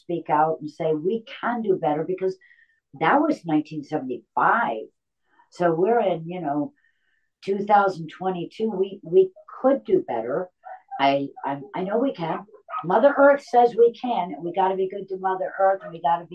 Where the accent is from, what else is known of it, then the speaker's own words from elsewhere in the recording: Connecticut, United States; I'm from Connecticut